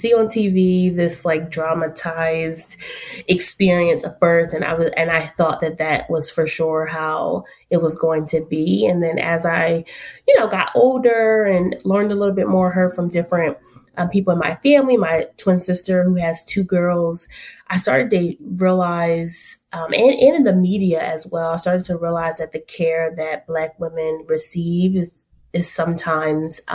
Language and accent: English; Philadelphia, Pennsylvania, United States; born or raised there; moved away as an adult; also born or lived in Tuskegee, Alabama / Washington, D.C. / Texas; now in North Carolina, United States